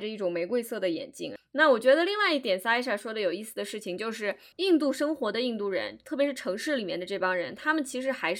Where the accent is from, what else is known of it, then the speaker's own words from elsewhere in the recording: China; 这就好像，比如说我们中国人看到一个关于美国中国人的故事